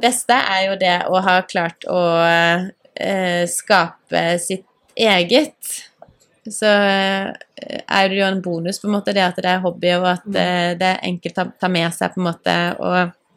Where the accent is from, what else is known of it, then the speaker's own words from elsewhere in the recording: Grimstad, Agder, Norway; moved away; also born or lived in Engeløya; vi har vokst opp i samme gate. Mm. Og så, etter at jeg flytta fra Grimstad